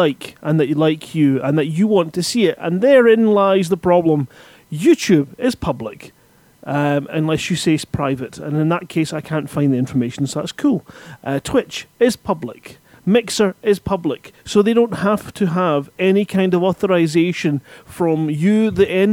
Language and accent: English; Scotland, United Kingdom; I'm Scottish